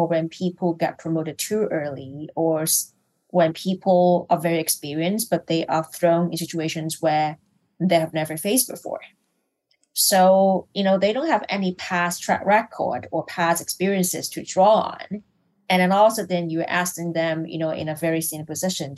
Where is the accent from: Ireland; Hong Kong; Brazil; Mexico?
Hong Kong; I'm from Hong Kong, so I'm not from Malaysia, I'm from Hong Kong